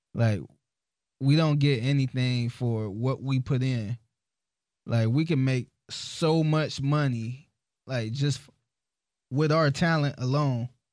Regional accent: Cleveland, Ohio, United States; I'm from Cleveland

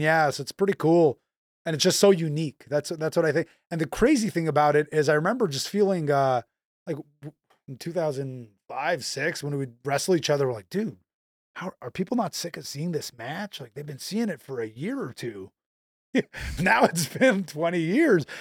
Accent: Canada; also born or lived in Montreal; being Canadian

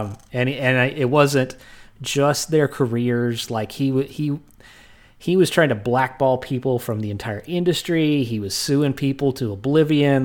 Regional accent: Texas, United States; growing up in Texas

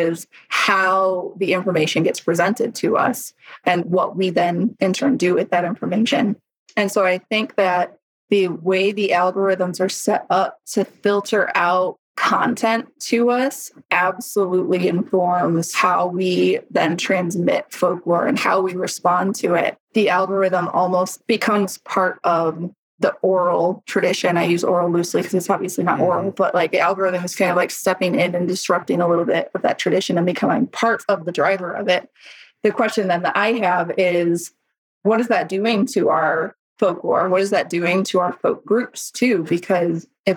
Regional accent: North Central Illinois, United States; also born or lived in England / South Louisiana; now in Southwest Nebraska, United States; I grew up in North Central Illinois

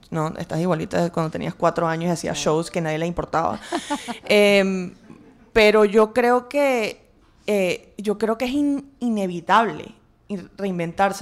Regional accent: Venezuela; moved away as an adult; also born or lived in England / Washington / Boston / Chicago; now in New York, United States; a los, trece regresé a Venezuela hasta que me gradué a los 18.

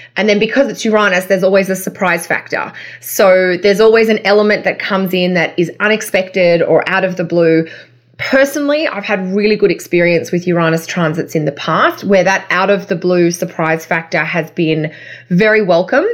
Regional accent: Australia

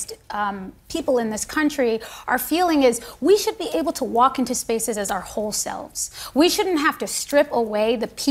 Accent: United States; I am an American

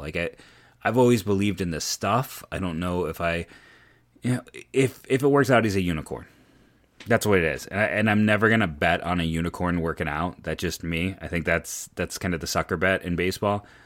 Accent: Akron, Ohio, United States; I was born and raised in Akron, uh, Northeast Ohio kid

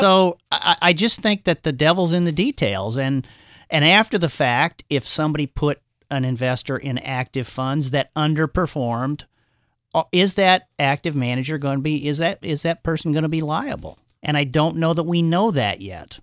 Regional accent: Omaha, Nebraska, United States; grew up in Omaha, Nebraska

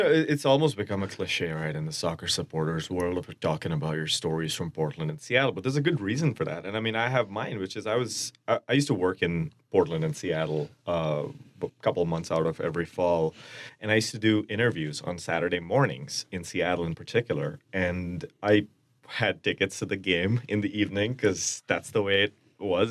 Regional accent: India; now in Twin Cities, United States; I'm Indian from India

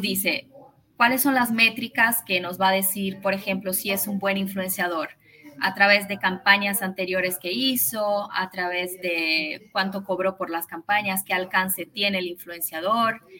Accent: São Paulo, Brazil; Spanish is a second language; yo vivo en Brasil, vivo en San Paulo, nací acá. Eh, mi mamá es argentina, por eso hablo español

